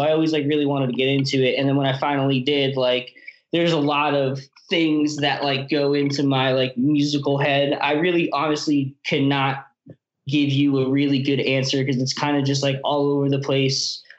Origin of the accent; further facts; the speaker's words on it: Metuchen, New Jersey, United States; I'm from Metuchen, which is like a little like suburban like white town and like 20 minutes away from like New Brunswick.